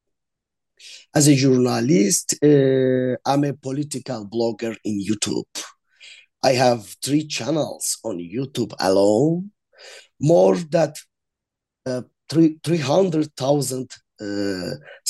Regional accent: Azerbaijan; moved away as an adult; also born or lived in Baku; now in Switzerland; I'm Azerbaijani. Exactly. I'm Azerbaijan. I'm from Azerbaijan.

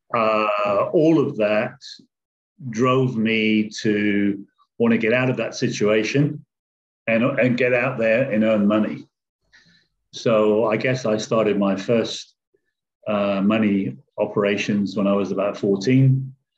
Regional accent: England, United Kingdom; moved away; I came from England originally, and I came from what they call a working class background in an area where my parents lived in government housing

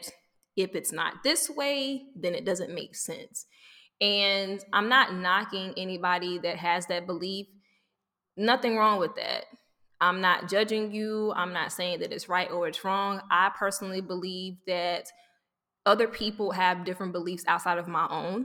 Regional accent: the South, United States; I grew up in the South and church was a big thing.

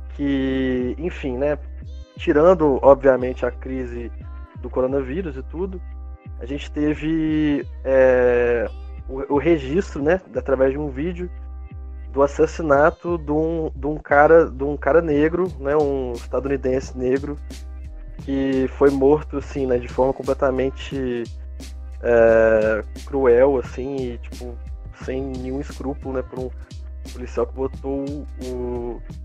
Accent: Brazil; como brasileiro

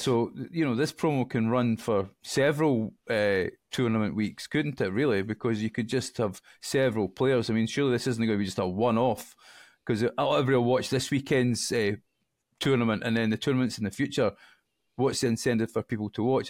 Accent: Scotland, United Kingdom; I'm Scottish

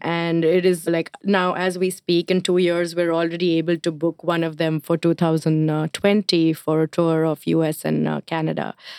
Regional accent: India; now in New York, United States; I'm Indian

